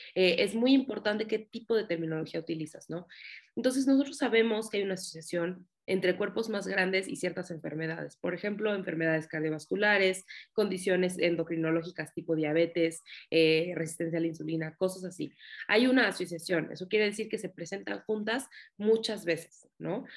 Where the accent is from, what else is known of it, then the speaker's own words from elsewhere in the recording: Mexico; soy psicóloga, soy de México